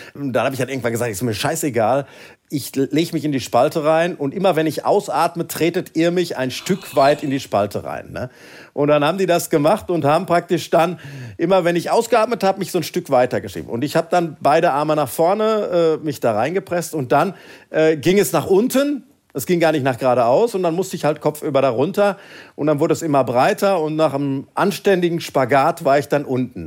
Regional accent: Sauerland, North Rhine-Westphalia, Germany; wir sind ja als Sauerländer dann eher so, ja, ich sag mal, für uns sind ja Berge schon mindestens 400 Meter hoch

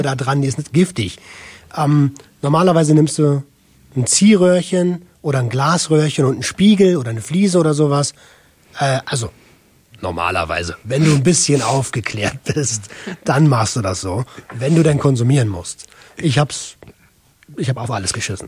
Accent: Berlin, Germany; ich komme aus Berlin, habe mhm. ähm, als äh, Jugendlicher relativ perspektivlos gelebt

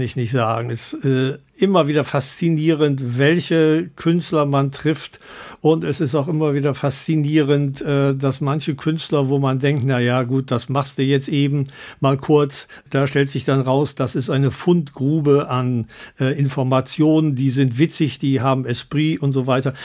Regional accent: Bergneustadt, North Rhine-Westphalia, Germany; in meiner Geburtsstadt Bergneustadt

